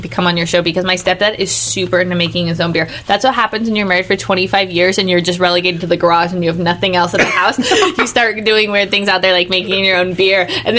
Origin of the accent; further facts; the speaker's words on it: California, United States; me being from California